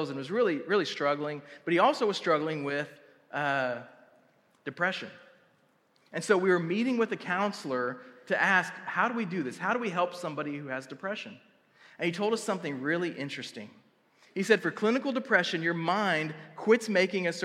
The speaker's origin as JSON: {"language": "English", "town": "Tuttle", "region": "Oklahoma", "country": "United States", "tie": "born or raised there", "said": "I grew up in a wrestling town. Like, I grew up in Tuttle wrestling"}